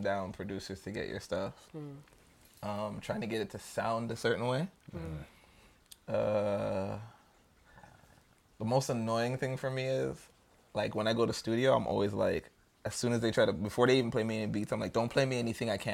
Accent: Jamaica; I'm Jamaican

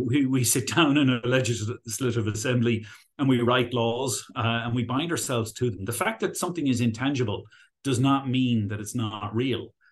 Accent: Ireland; accent: Irish; also born or lived in United Kingdom; retained my Irish accent when I was there.

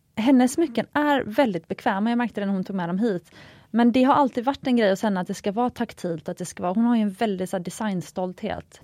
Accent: Gothenburg, Västra Götaland, Sweden; moved away; mitt göteborgska arv

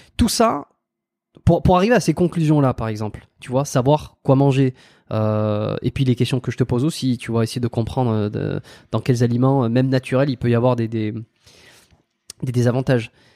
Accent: France; moved away as an adult; ça fait plus de 5 ans que, que je suis parti de la France

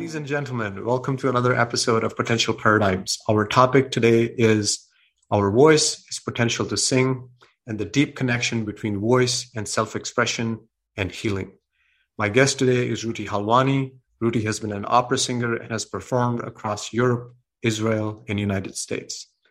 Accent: India; moved away; I have a background, you know, I'm coming from India, and we have a very strong template to become a doctor and engineer. That's what parents want, the Indian parents want

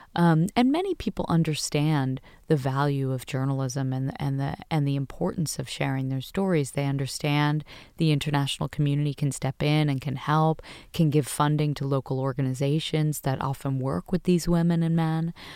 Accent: United States; I was proud to be American

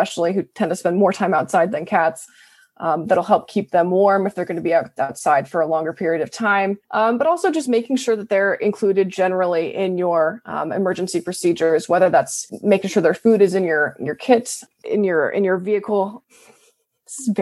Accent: Colorado, United States; moved away; I come from Colorado

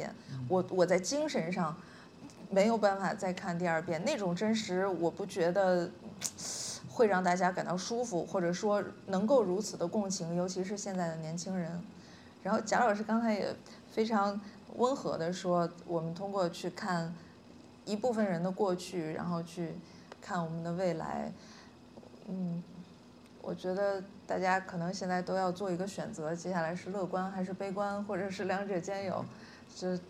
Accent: Northeast China, China; 对你不能说，因为我们都是东北人，或者说我们写相同的题材

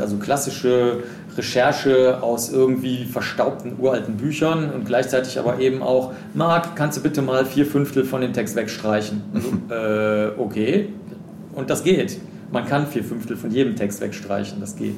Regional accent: Cologne, North Rhine-Westphalia, Germany; ich bin in Köln groß geworden

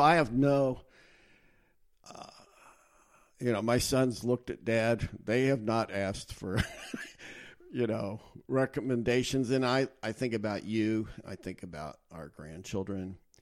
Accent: United States; I grew up in the United States.

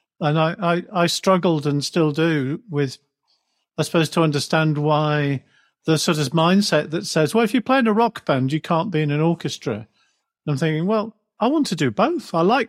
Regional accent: Wirral, North West England, United Kingdom; I grew up in a very sort of ordinary English childhood. I grew up on the Wirral near Liverpool.

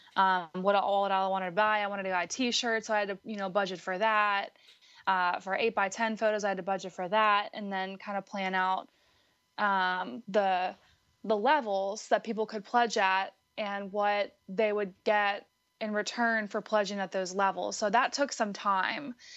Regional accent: Butler, Pennsylvania, United States; moved away; I'm actually originally from Western Pennsylvania

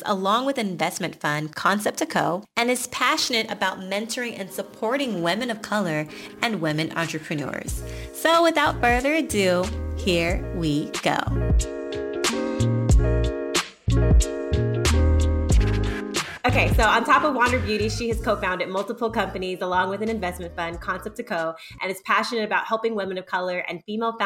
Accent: Atlanta, Georgia, United States; Our parents met in Chicago and we grew up in Atlanta

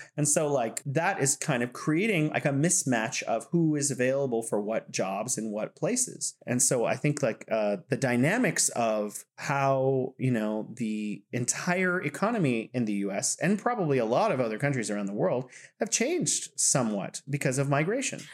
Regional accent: United States; as an American

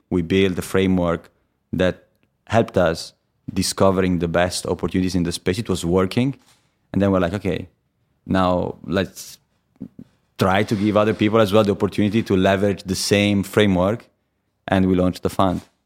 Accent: Viareggio, Tuscany, Italy; English is a second language; moved away as an adult; also born or lived in Pisa; now in London, United Kingdom; I was born in Pisa. but I lived, uh, most of my life before I came to London in a city called Viareggio

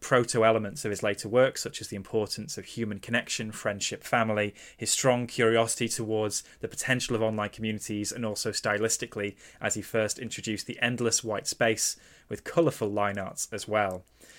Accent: Italy; English is a second language; I grew up in Italy watching Digimon on TV before school, and that's what sparked my interest in anime.

